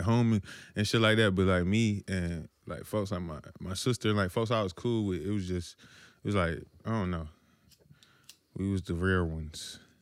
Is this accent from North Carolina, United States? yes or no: yes; Washington, North Carolina, United States; I'm from Little Washington